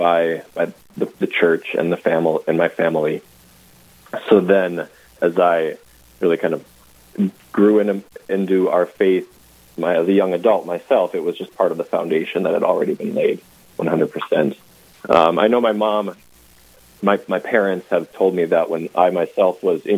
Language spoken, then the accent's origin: English; New Rockford, North Dakota, United States; growing up in New Rockford here, in the center of our diocese